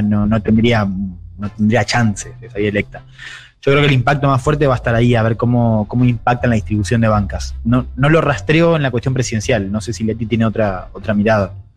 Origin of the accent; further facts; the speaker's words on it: Argentina; soy periodista argentina